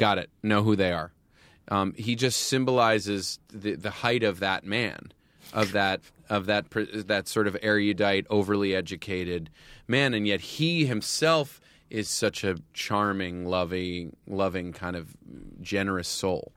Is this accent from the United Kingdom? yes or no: no; United States; I grew up outside of New York City